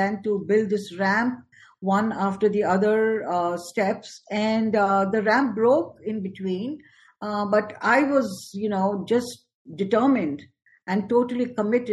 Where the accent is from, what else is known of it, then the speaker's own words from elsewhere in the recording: New Delhi, Delhi, India; moved away as an adult; now in United States; I was born and brought up in New Delhi, India, and I moved to US much later in life